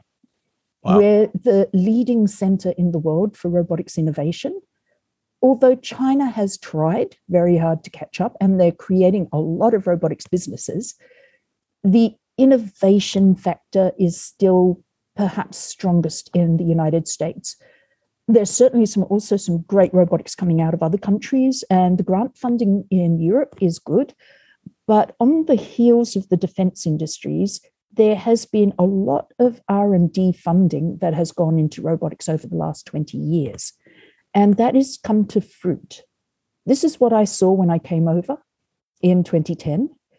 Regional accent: Australia; moved away as an adult; now in United States; I came over from Australia in 2010. I was finishing up my master's in human-robot interaction, or human-robot culture.

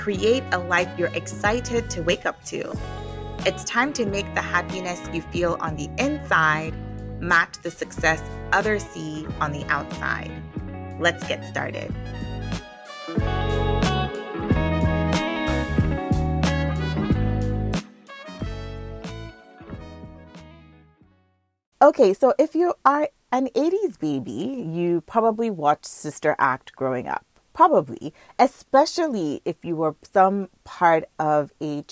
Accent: Nigeria; now in Markham, Canada; I grew up in Nigeria

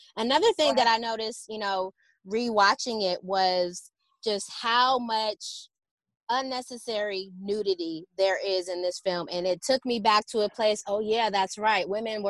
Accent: Philadelphia, Pennsylvania, United States; also born or lived in Detroit; I'm Detroit born, and then I was raised in Philadelphia. So I do have a Midwest connection, yeah.

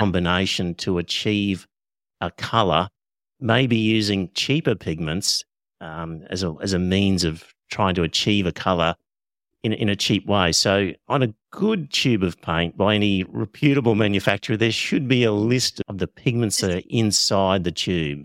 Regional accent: Australia; first language English; I'm Australian, so I only speak one language, which is English

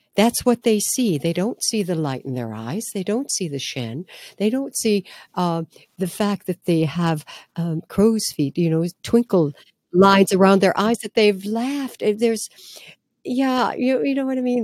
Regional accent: Midwest, United States; growing up in the Midwest in a very, what can I say, um, grounded, hardworking family

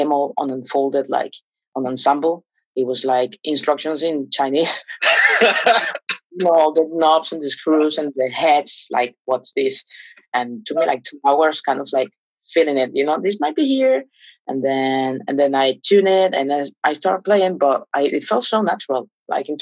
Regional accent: Caracas, Capital District, Venezuela; English is a second language; moved away as an adult; also born or lived in Portugal; I was born in Caracas, in the capital

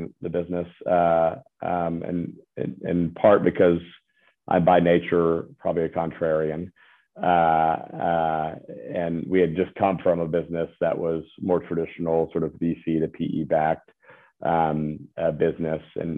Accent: Birmingham, Alabama, United States; now in Nashville, United States; I'm from Birmingham, Alabama

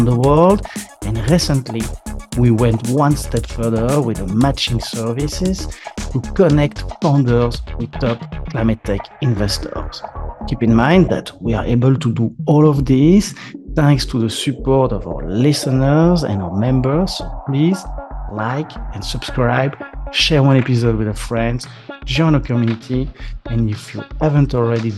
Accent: France; accent: French; English is a second language; my French accent

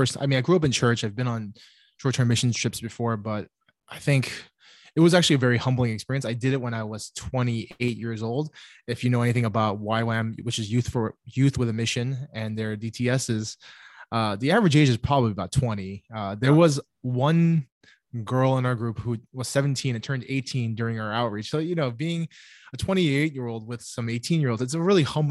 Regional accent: New York City, New York, United States; also born or lived in Cape Town, South Africa; I grew up in New York. My family is here

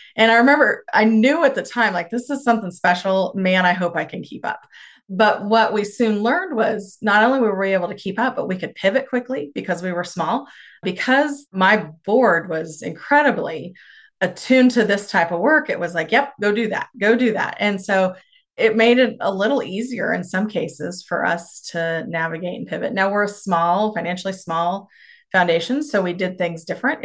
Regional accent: Stockton, Kansas, United States; now in Norton, United States; I grew up in Stockton, Kansas, and Rooks County

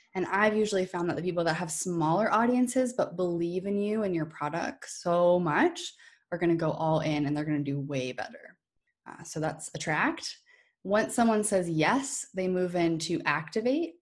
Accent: New Hampshire, United States; moved away as an adult; now in Maine, United States; I actually grew up in New Hampshire, too

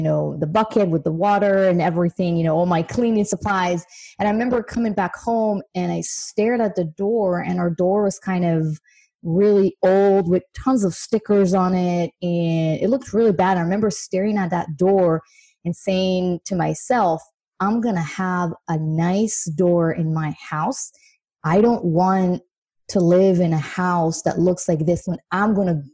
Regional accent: Israel; moved away as an adult; now in United States; I'm actually originally from Israel

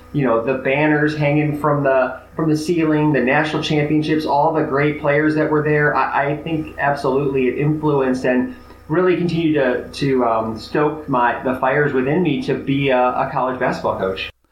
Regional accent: Chicago, Illinois, United States; I grew up in Chicago, so it was Big Ten country.

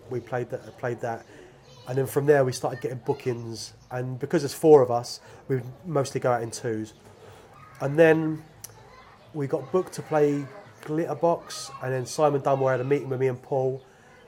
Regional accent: London, United Kingdom; moved away as an adult; growing up in London

